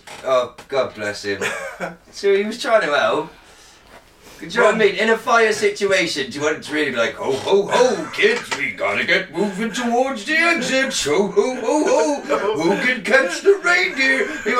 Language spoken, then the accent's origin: English; Shropshire, West Midlands, United Kingdom